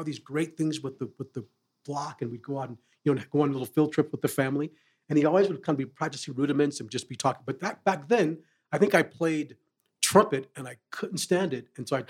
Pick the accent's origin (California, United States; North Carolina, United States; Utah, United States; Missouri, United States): California, United States; Sacramento; born or raised there; also born or lived in Phoenix, Arizona / Oakland, California / Tucson, Arizona / Coolidge, Arizona